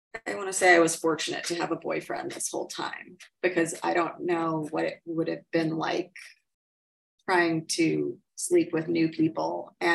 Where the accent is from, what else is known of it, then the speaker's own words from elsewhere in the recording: New York City, New York, United States; Upper East Side. If you can believe. Yeah.